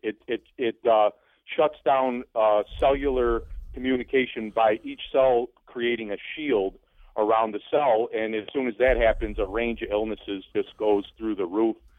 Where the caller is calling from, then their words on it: Kirkville, New York, United States; I'm calling from Kirkville, New York